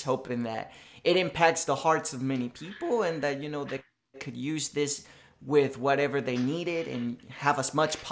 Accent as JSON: {"language": "English", "town": "Isabela", "country": "Puerto Rico", "tie": "born or raised there", "second_language": "English", "moved": "yes", "said": "I was just a 3-year-old baby born and raised in Isabela, Puerto Rico."}